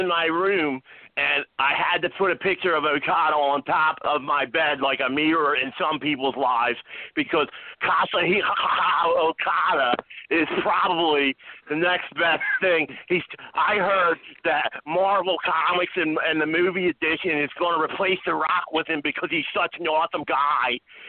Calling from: halfway between Chicago and St. Louis, Illinois, United States; halfway in between Chicago and St. Louis, and I'm calling live from New Orleans.

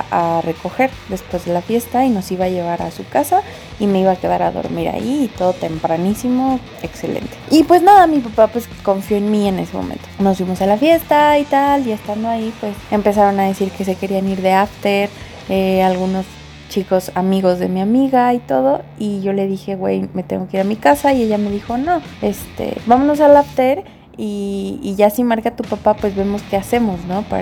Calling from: Mexico City, Mexico; pues de la colonia Portales y me dedico a la producción de programas de televisión de deportes.

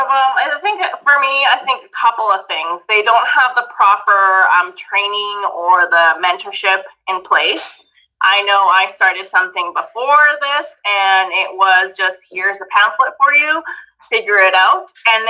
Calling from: Alberta, Canada; So, like Tammy said … I'm coming from Alberta, Canada.

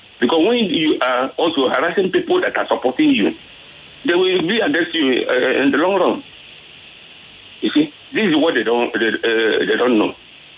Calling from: Apapa, Lagos, Nigeria; I'm calling from Apapa.

